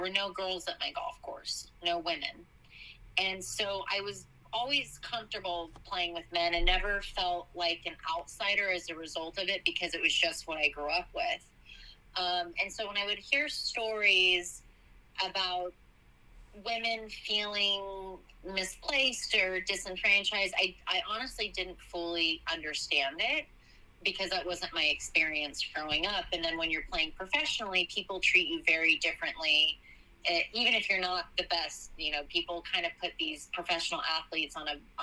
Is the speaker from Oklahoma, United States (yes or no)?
yes; Oklahoma, United States; I moved back to Oklahoma, which is where I'm from